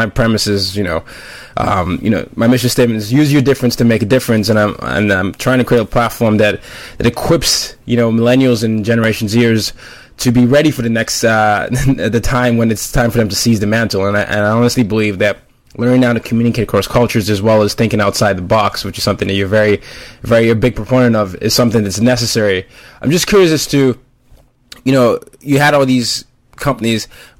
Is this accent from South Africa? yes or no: no; Nigeria; also born or lived in five different countries; I'm Nigerian, and I ended up growing up in multiple countries, five different countries.